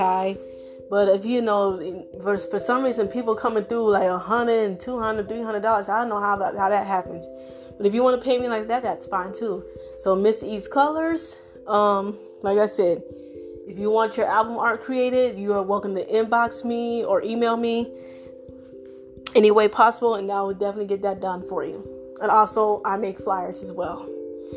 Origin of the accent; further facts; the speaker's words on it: Florida, United States; now in Texas, United States; I'm from Florida